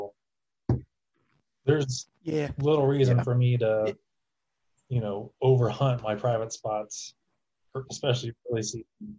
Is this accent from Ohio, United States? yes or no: yes; East Fork, Ohio, United States; I grew up around East Fork.